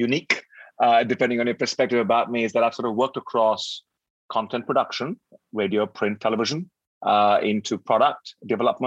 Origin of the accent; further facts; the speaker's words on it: Delhi, India; moved away as an adult; also born or lived in Cambridge / London / New York / Johannesburg; now in Singapore; Born and raised in Delhi, went to school, high school and university in Delhi